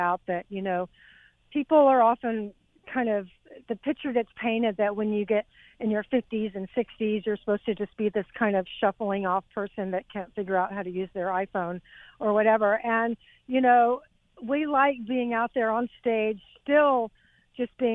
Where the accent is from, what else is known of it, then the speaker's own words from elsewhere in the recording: Texas, United States; moved away as an adult; also born or lived in England / Los Angeles; I came from Texas.